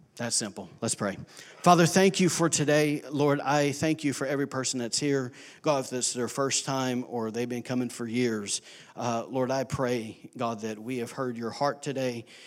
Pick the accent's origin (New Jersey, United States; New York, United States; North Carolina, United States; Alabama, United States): Alabama, United States; now in Rockport, United States; I am from Alabama